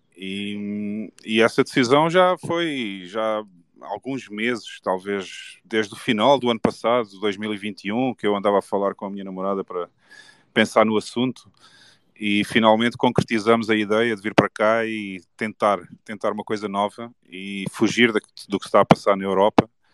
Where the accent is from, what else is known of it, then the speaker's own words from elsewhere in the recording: Portugal; Eu gosto de Portugal, eu nasci em Portugal, gosto da cultura, gosto das pessoas